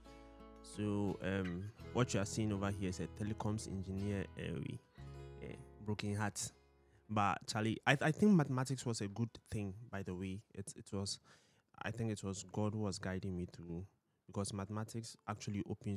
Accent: Ghana; So we are Ghanaians. So I'm a Ghanaian

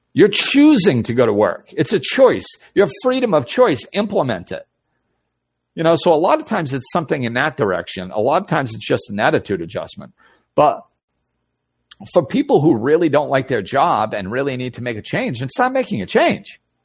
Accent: Massachusetts, United States; moved away; Nicole and Buddy are watching who I grew up with in Massachusetts.

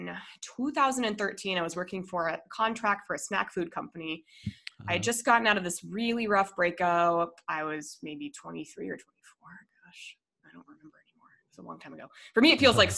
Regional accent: Colorado, United States; moved away as an adult; also born or lived in Minnesota, United States / Denver, United States; now in San Diego, United States; I moved to Colorado when I was 10 for my dad's job. And then I went to college in Colorado, moved to Denver after college

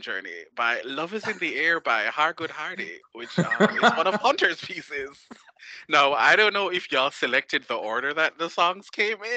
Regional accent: Jamaica; I'm from Jamaica

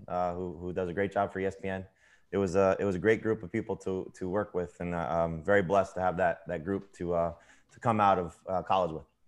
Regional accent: South Florida, United States; I'm from South Florida

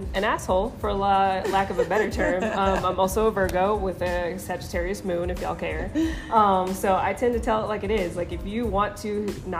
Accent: Colorado Springs, Colorado, United States; also born or lived in Denver, Colorado; Born in Denver and then grew up in Colorado Springs

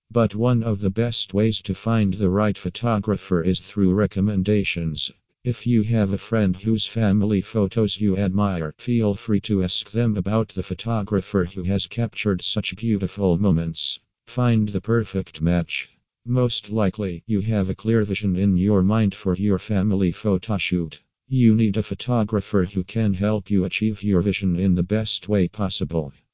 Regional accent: Singapore; from Singapore.

